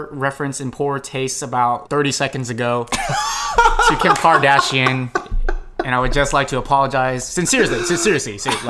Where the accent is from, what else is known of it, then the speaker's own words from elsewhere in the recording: Chicago, Illinois, United States; I'm just saying I was right about Chicago, growing up in Chicago.